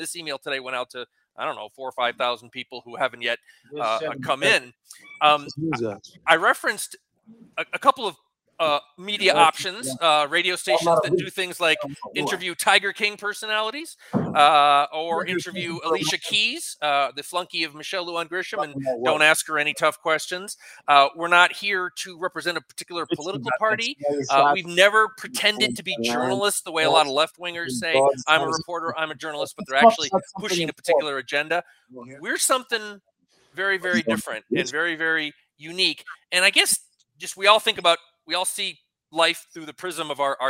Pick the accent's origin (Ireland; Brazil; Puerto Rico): Ireland; I'm an Irishman